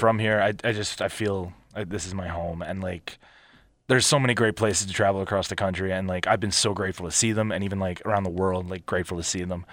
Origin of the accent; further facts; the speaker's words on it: Philadelphia, Pennsylvania, United States; also born or lived in Montgomeryville, Pennsylvania / Abington, Pennsylvania; where I grew up in Philly in the wrestling industry